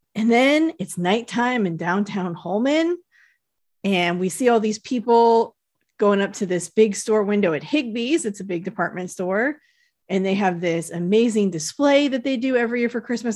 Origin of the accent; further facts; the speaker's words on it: United States; Tahoe didn't really have big department stores, they still don't really. We had, like, Kmart that I worked at when I was a teenager